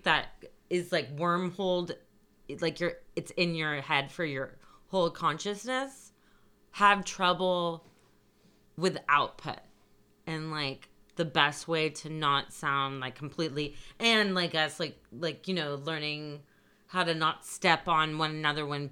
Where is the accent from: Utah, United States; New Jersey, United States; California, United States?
California, United States; moved away; also born or lived in East Coast / New York; I'm from California to begin